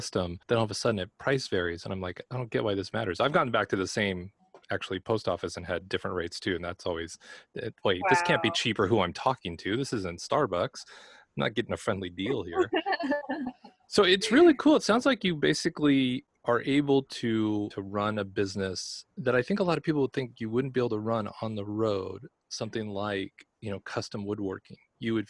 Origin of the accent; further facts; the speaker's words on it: Los Angeles, California, United States; moved away; I'm originally from Los Angeles